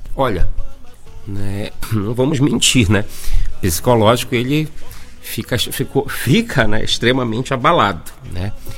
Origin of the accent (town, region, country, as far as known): Parintins, Amazonas, Brazil; moved away as an adult; also born or lived in Manaus